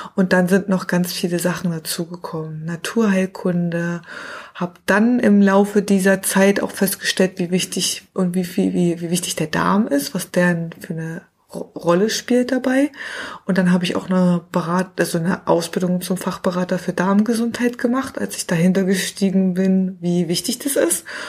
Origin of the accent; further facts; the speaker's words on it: near Cottbus, Brandenburg, Germany; moved away; Also ich bin tatsächlich in der Nähe von Cottbus geboren, also ein Urgesteiner, also ein Brandenburger Urgestein